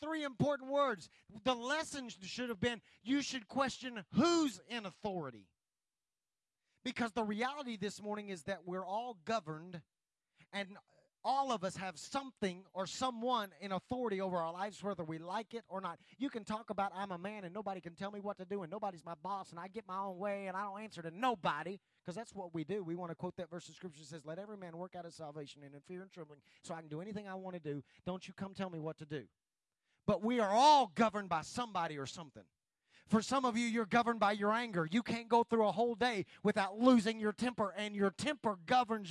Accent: United States; I'm glad to be an American. I'm glad that God has allowed me to live here.

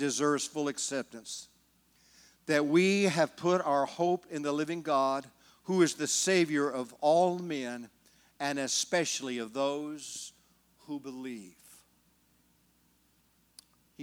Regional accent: California, United States; now in Oklahoma, United States; I'm from California. My friends never could understand why I moved to Oklahoma

